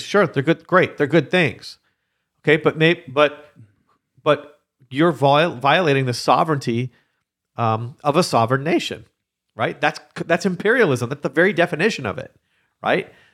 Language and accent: English; Canada; I am Canadian.